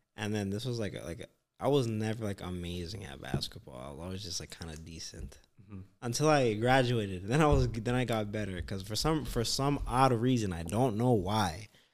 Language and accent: English; Canada; I'm Canadian